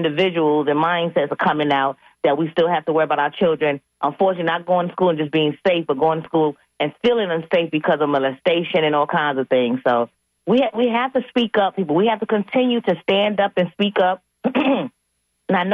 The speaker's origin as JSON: {"language": "English", "region": "New York", "country": "United States", "tie": "born or raised there", "said": "growing up in New York"}